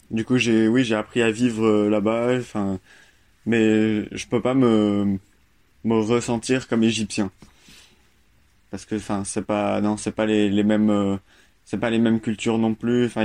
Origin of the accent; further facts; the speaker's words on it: Royan, Nouvelle-Aquitaine, France; born there; Moi, je suis né en France, à Royan, donc euh, près de Bordeaux, La Rochelle.